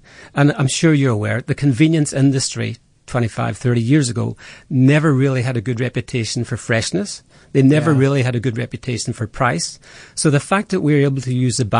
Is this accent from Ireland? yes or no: yes; Ireland; accent: Irish; now in South Africa; my accent's Irish